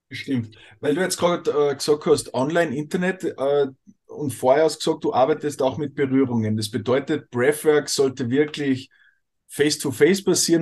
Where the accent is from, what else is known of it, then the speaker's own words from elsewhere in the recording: Austria; bei uns in Österreich